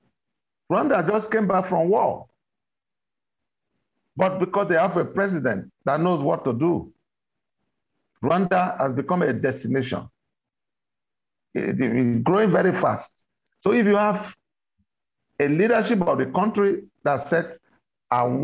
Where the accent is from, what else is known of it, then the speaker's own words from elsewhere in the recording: Nigeria; our own country